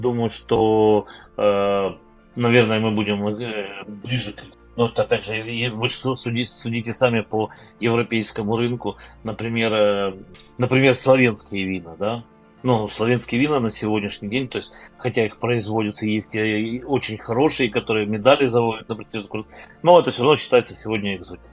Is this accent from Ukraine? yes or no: yes; Crimea, Ukraine; now in Kyiv, Ukraine; я родом из Крыма